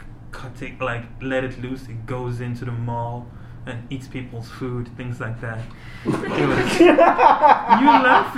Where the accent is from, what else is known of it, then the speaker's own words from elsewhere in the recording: Uvira, South Kivu, DR Congo; born there; So I was born in the Democratic Republic of Congo. In Uvira. It's where there's the gorillas and everything.